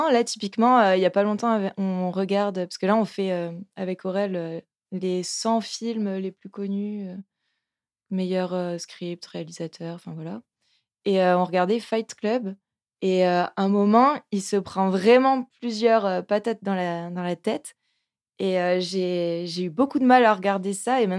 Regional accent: the South, southern France, France; accent: southern; now in Lyon, France; Quand je parle du Sud, je sens que mon accent

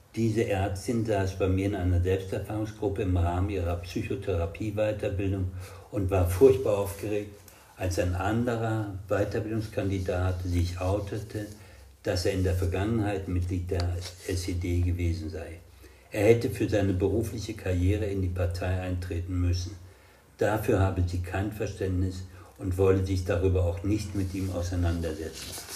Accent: West Germany, Germany; also born or lived in Marburg / Rostock; nicht den arroganten Wessi heraushängen zu lassen

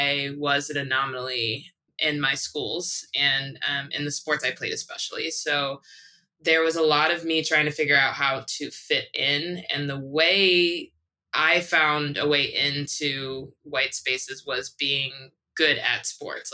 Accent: Buffalo, New York, United States; also born or lived in Japan; now in Oakland, United States; I was born and raised in Buffalo, New York

